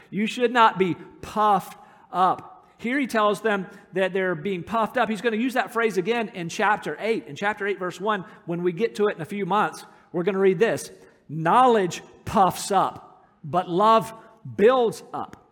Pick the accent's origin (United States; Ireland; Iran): United States; moved away as an adult; America, where I'm from